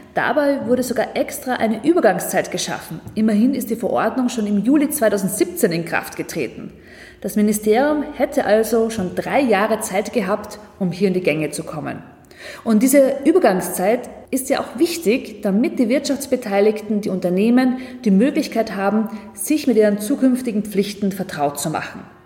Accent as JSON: {"language": "German", "country": "Austria", "said": "wir als Österreicher"}